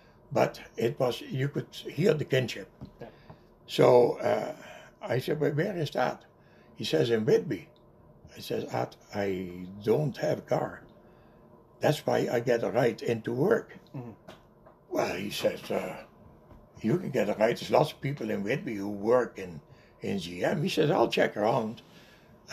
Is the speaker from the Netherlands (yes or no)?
yes; North Brabant, Netherlands; English is a second language; moved away; "Brabant." That's the province where I come from, Noord-Brabant